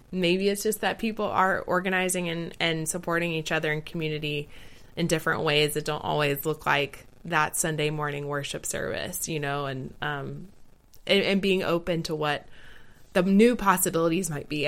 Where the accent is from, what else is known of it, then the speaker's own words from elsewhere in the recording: the South of the United States, United States; I grew up in the South of the United States